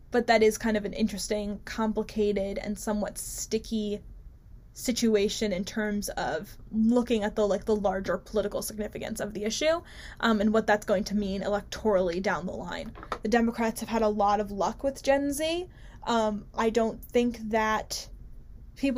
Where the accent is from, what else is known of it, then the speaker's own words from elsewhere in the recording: New Jersey, United States; my home state of beautiful, beautiful New Jersey